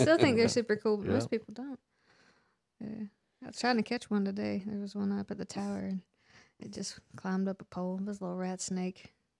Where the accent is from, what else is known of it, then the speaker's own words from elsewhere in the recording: Folkston, Georgia, United States; I grew up in Folkestone.